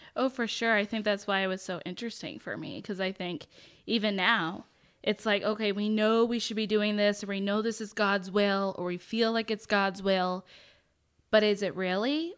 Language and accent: English; Kennebunkport, Maine, United States; born or raised there; moved away as an adult; also born or lived in Boston, Massachusetts / Washington State; now in Texas, United States